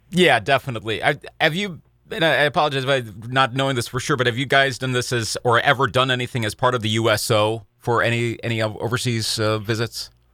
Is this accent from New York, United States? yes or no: no; Eau Claire, Wisconsin, United States; I remember being a sophomore at Memorial High School in Eau Claire, Wisconsin. This podcast is based my hometown